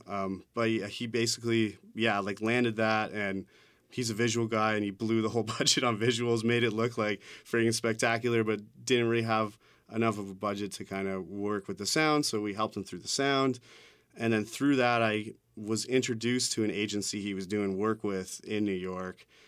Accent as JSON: {"language": "English", "town": "Hamilton", "region": "Ontario", "country": "Canada", "tie": "born or raised there", "lives_now": "Toronto, Canada", "said": "I grew up in Hamilton"}